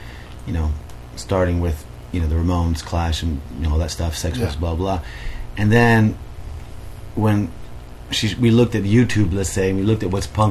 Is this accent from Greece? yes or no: yes; Crete, Greece; growing up in Crete, when I was younger